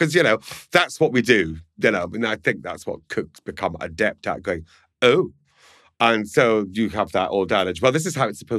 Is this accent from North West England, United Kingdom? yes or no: no; Scotland, United Kingdom; I'm Scottish, so I'm just going to say yes.